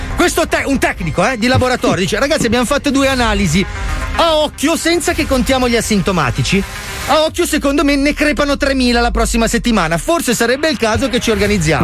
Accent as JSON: {"language": "Italian", "region": "Liguria", "country": "Italy", "said": "Mi mi piange il cuore da Ligure"}